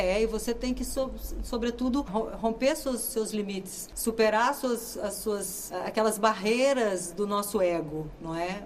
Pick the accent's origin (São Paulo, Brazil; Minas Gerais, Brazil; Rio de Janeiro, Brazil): Minas Gerais, Brazil; moved away as an adult; now in Portugal; Eu sou de Minas Gerais, mas eu vivo aqui há mais de 30 anos.